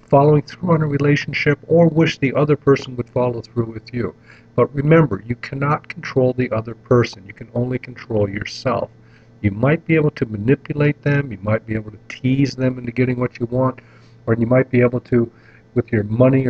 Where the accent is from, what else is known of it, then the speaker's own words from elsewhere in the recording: North Kingsville, Ohio, United States; when I was a kid growing up in North Kingsville, Ohio